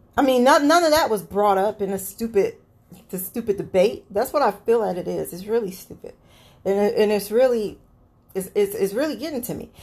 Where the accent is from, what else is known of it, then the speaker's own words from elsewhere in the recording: United States; I'm an American citizen